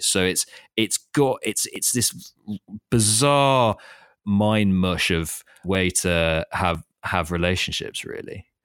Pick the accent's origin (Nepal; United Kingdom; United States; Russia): United Kingdom; London; moved away as an adult; also born or lived in Thailand; I was working in London, and I grew up in London